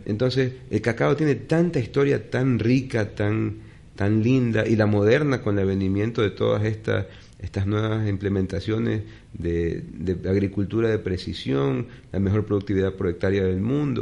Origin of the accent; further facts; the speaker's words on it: Guayaquil, Guayas, Ecuador; como guayaquileño